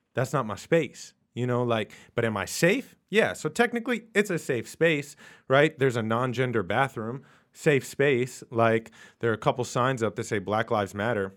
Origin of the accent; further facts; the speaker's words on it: New York City, New York, United States; I am a New Yorker. I'm from Queens, uh, born and raised